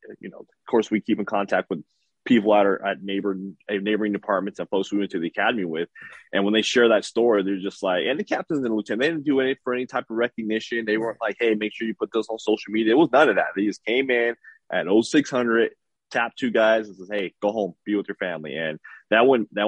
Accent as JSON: {"language": "English", "town": "Los Angeles", "region": "California", "country": "United States", "tie": "born or raised there", "also_born_or_lived": "San Bernardino County", "said": "I grew up in South Central LA during the 80s and 90s"}